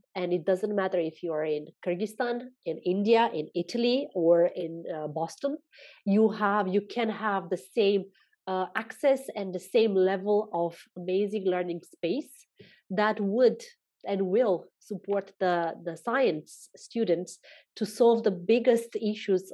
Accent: Romania; also born or lived in Mauritius; now in Spain; I'm from Romania. I'm currently living in Spain

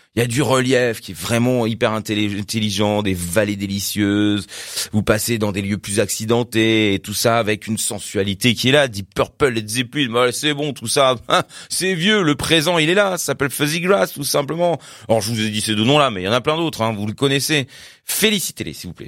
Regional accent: Paris, Île-de-France, France; je suis de Paris

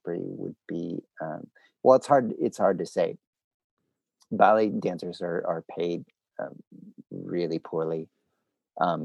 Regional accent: United States; moved away; also born or lived in Canada; I grew up in the States

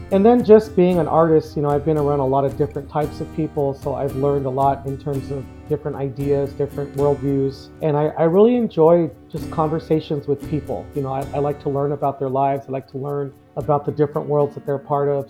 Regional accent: Los Angeles, California, United States; moved away as an adult; also born or lived in Tucson, Arizona; now in Sahuarita, United States; I actually was born and raised in the Los Angeles area

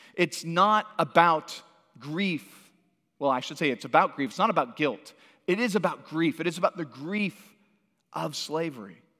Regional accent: Santa Cruz, California, United States; moved away; also born or lived in Washington, D.C. / Northwest Arkansas; I grew up in Santa Cruz, California.

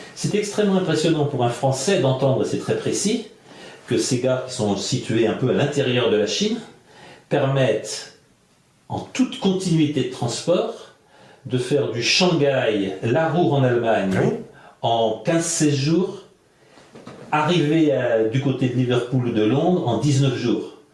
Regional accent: France; Je suis de France.

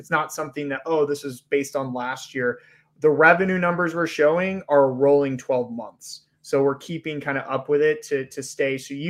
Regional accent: Georgia, United States; I grew up in, I grew up in Georgia. My family's from Southern Alabama.

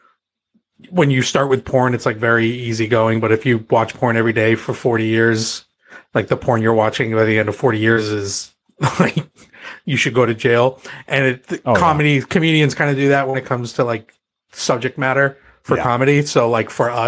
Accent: Massachusetts, United States; I'm from Massachusetts and there were people, you know, from my town that were on some of those planes

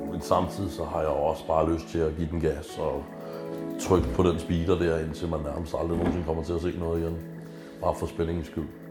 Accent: Stevns, Zealand, Denmark; moved away; also born or lived in Christianshavn, Copenhagen; Jeg er fra Carisa, jeg føler vokset op på Stævns. Jeg skal tilbage til, til Stævns igen

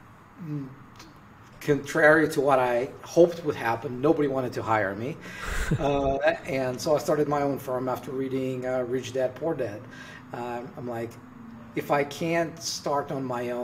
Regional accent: Russia; moved away; I'm originally from Russia

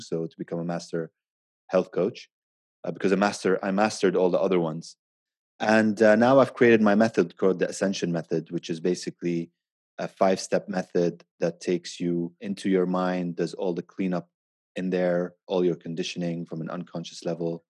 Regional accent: Abu Dhabi, United Arab Emirates; now in Dubai, United Arab Emirates; I grew up in Abu Dhabi

